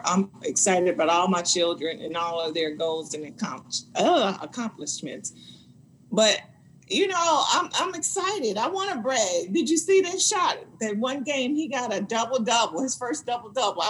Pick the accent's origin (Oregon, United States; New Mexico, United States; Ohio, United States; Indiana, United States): Indiana, United States; moved away as an adult; now in Orlando, United States; we're from Indiana